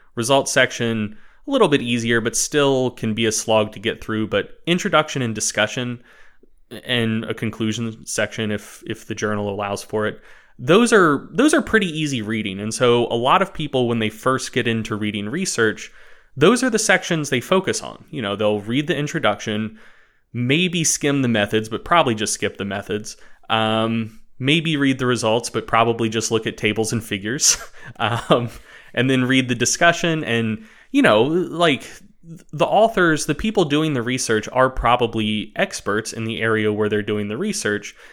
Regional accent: United States; I'm American

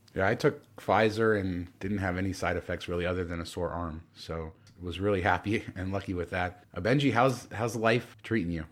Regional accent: Southern California, United States; I grew up in Southern California where the beaches were always packed with people.

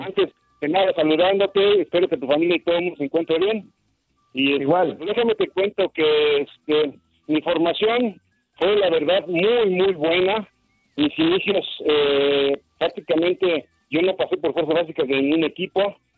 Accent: Mexico; como mexicanos que somos

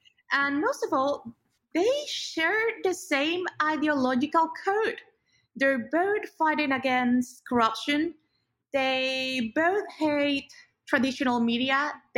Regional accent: Mexico

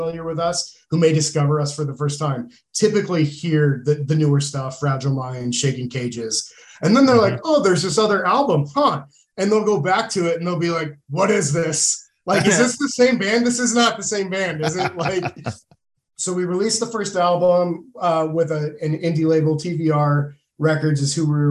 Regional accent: Moscow, Idaho, United States; we come from a small town. We're from Moscow, mm-hmm. Idaho. Small college town

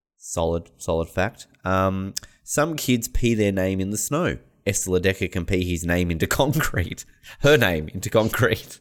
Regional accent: Australia; as an Australian

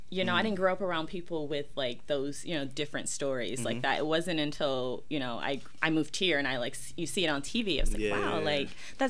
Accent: Southern United States, United States; especially growing up in the South, you know?

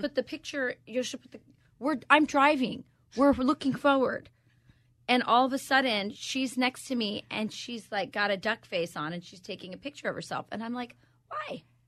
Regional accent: Arizona, United States; moved away; also born or lived in Wisconsin; I'm from Wisconsin. No one understands me, but I'm originally from Arizona

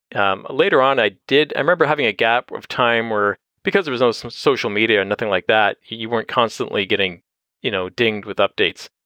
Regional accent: Windsor, Ontario, Canada; now in London, Canada; I grew up in Windsor

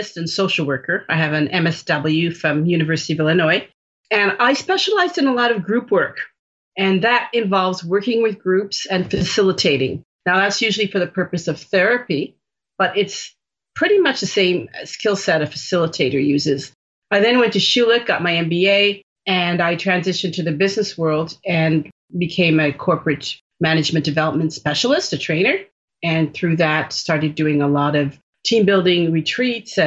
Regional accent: Jamaica; I'm Jamaican and that's where I was born

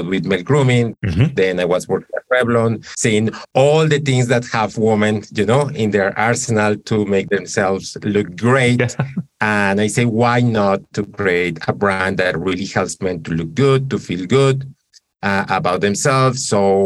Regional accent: Colombia; moved away; I'm originally from Colombia

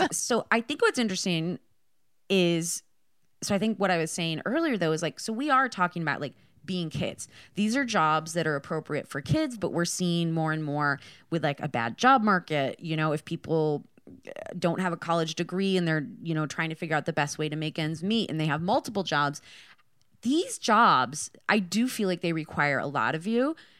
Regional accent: Michigan, United States; I'm from Michigan

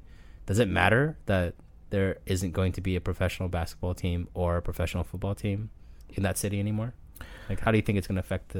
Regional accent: San Jose, California, United States; I grew up in Silicon Valley. I grew up in San Jose

